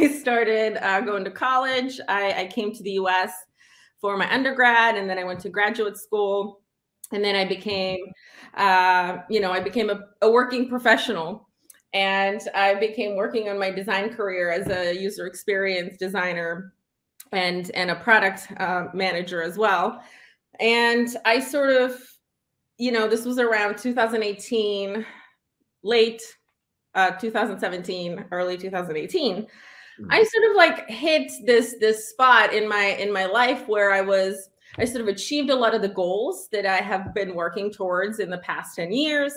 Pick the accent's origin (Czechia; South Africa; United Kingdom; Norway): Czechia; now in United States; I grew up in the Czech Republic.